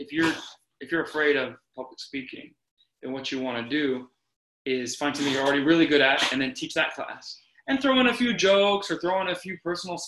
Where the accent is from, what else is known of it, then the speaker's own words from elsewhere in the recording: Reno, Nevada, United States; I'm from Reno, Nevada.